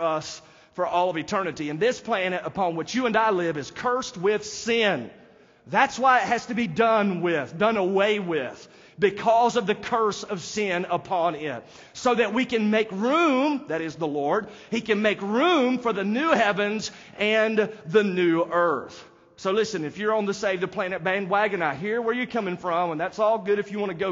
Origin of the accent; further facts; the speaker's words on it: United States; they know that I'm not from there because I am an American